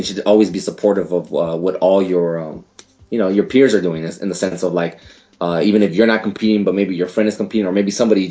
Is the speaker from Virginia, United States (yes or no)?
no; El Paso, Texas, United States; I'm originally from El Paso, Texas, which is a border town